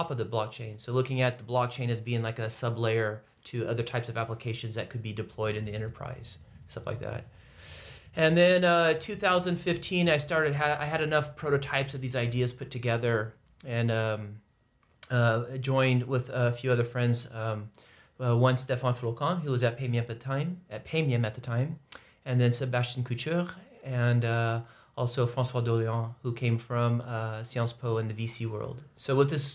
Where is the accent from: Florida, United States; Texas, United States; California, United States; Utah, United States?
California, United States; I come from California and started in California working about 10 years